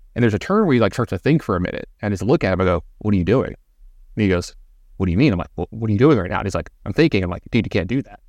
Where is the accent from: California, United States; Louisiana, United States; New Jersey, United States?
Louisiana, United States; Baton Rouge; growing up in Baton Rouge